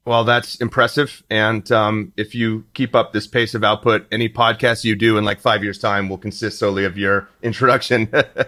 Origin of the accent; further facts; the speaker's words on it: Houston, Texas, United States; moved away; I was from Houston.